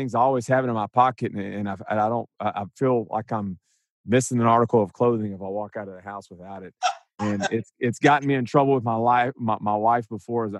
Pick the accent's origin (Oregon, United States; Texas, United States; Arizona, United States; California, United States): Texas, United States; Huntsville; I grew up in Huntsville and so played at Bauer Stadium there